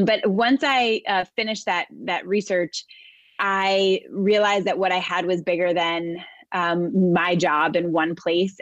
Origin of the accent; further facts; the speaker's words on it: New York City, New York, United States; I am a New Yorker, born and raised. I live most of my life in and around New York City area.